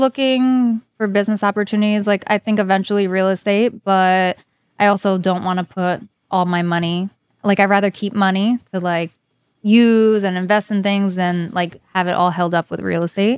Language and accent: English; New Jersey, United States; also born or lived in Broward County, Florida; now in South Florida, United States; I'm from New Jersey.